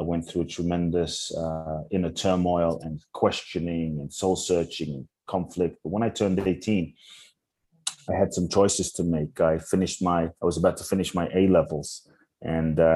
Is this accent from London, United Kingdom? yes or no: yes; London, United Kingdom; also born or lived in Ghana; I grew up in London